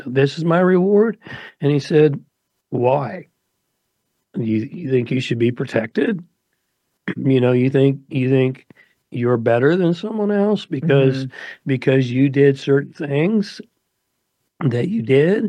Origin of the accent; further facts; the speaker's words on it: United States; I grew up in America.